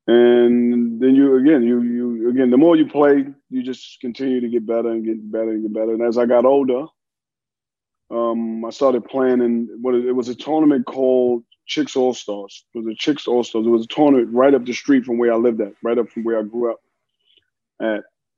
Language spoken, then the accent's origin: English; New York City, New York, United States; moved away as an adult; I grew up, I'm born and raised in Harlem. Yep. So Harlem, USA.